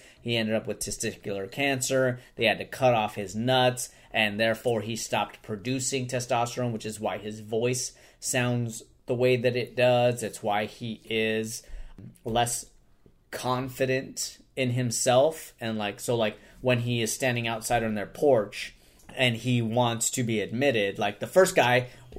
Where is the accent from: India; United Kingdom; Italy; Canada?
United Kingdom; London; Yeah, I'm from London.